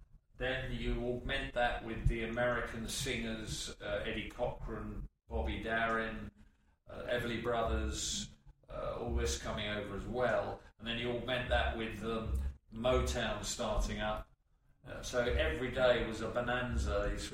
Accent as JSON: {"language": "English", "region": "London", "country": "United Kingdom", "tie": "born or raised there", "said": "I was born and raised in just north of Kentish Town in North London, NW5."}